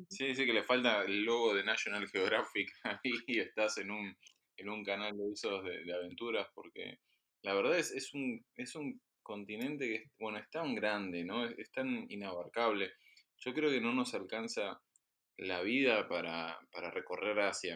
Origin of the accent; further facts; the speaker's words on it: Argentina; moved away; quienes venimos de Argentina